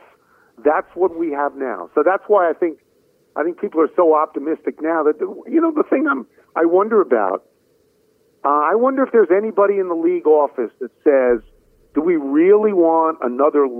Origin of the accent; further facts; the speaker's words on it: New York, United States; moved away as an adult; now in Washington, D.C., United States; I come from New York